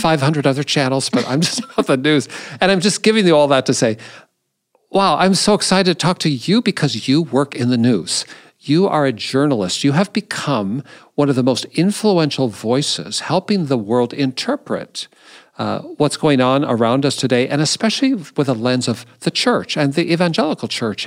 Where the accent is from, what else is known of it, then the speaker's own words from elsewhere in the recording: Seattle, Washington, United States; now in Indianapolis, United States; I grew up in Seattle